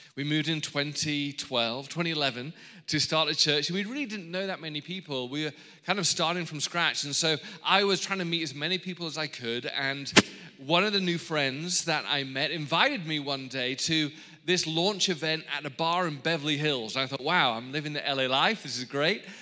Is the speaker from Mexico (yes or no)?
no; England, United Kingdom; now in Los Angeles, United States; I'm from England, but I have married an Australian